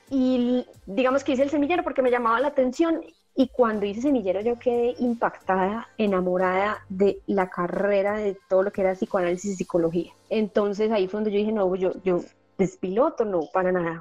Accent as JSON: {"language": "Spanish", "town": "Medellín", "region": "Antioquia", "country": "Colombia", "accent": "paisa", "said": "Yo soy paisa. Aquí en Colombia a las personas de Medellín les decimos paisas. Eh, soy de Medellín"}